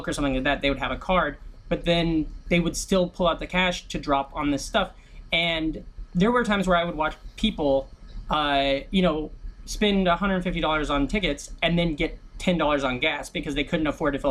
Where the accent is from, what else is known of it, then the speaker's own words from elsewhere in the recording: Iowa, United States; moved away as an adult; now in New York, United States; I'm from Iowa, and when I was going to college at Iowa State University